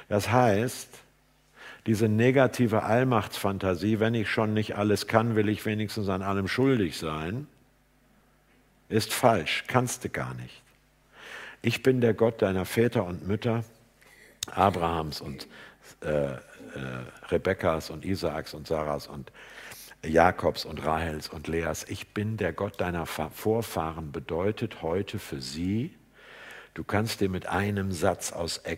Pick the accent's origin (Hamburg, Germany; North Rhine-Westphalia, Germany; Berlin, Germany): Hamburg, Germany; würde ich als Hamburger sagen